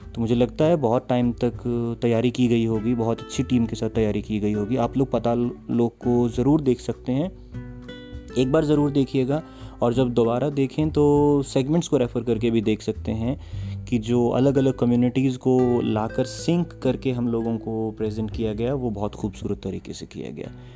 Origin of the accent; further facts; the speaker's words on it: Haryana, India; हमारे हरियाणा में